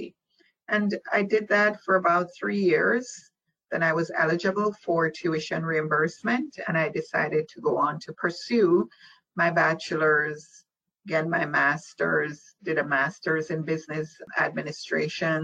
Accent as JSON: {"language": "English", "country": "Jamaica", "tie": "born or raised there", "moved": "as an adult", "lives_now": "United States", "said": "I was born in Jamaica, West Indies. And I migrated here at the age of 18. So I completed what we call primary and high school in Jamaica"}